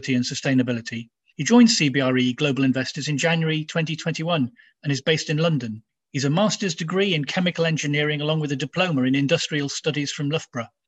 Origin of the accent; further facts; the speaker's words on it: Nigeria; I grew up in Nigeria